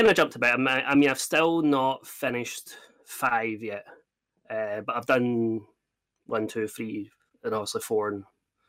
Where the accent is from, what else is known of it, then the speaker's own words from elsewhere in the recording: Scotland, United Kingdom; I'm from Scotland.